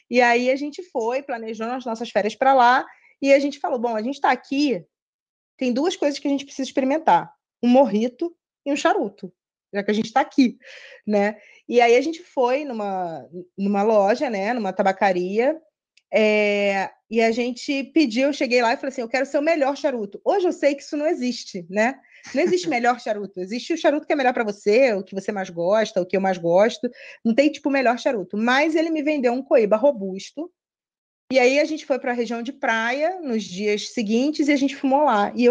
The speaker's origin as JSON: {"language": "Portuguese", "region": "Rio de Janeiro", "country": "Brazil", "moved": "as an adult", "lives_now": "Atlanta, United States", "said": "eu sou do Rio, é, eu trabalho numa multinacional de tecnologia, e aí, há seis anos atrás, fui convidada para vir para cá. Fui transferida para cá, para Atlanta, e aí desde então estou aqui."}